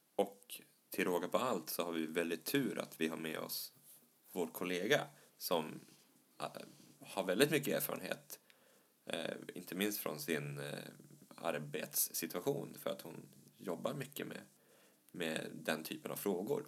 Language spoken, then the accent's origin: Swedish; Norrland, Sweden; Jag är ju från Norrland